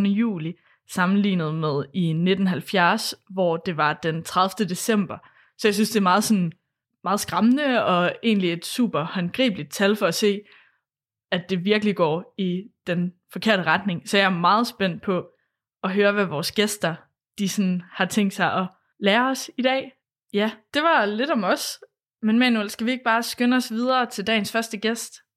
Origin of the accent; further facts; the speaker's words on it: Thy, North Denmark Region, Denmark; now in Aarhus, Denmark; jeg kommer fra Thy